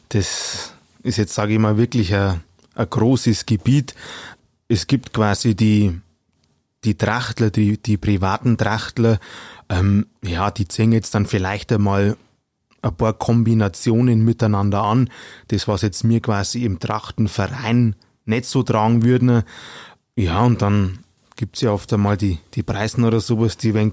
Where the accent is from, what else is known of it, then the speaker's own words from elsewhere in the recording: Bavaria, Germany; accent: Upper Palatinate (Oberpfälzisch); Also ich rede gerne einen Dialekt, wobei ähm, ich arbeite in Mittelfranken